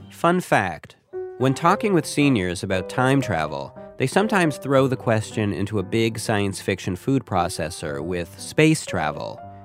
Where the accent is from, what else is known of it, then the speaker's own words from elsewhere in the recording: Canada; speaking as a Canadian